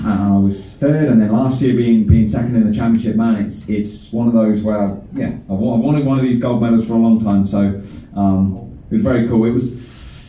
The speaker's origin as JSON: {"language": "English", "country": "United Kingdom", "said": "I'm a British world champion. So for me, you know, coming from the UK"}